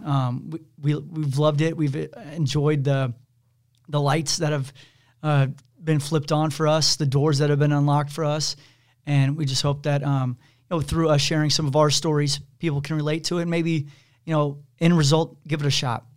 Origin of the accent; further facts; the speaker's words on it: Kansas City, United States; I grew up in Kansas City